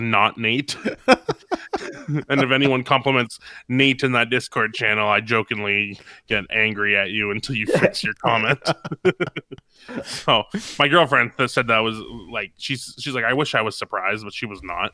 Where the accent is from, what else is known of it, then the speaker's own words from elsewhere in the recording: Canada; I'm from Canada